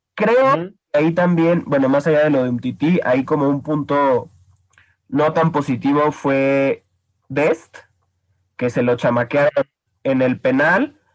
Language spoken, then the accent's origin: Spanish; Mexico; soy mexicano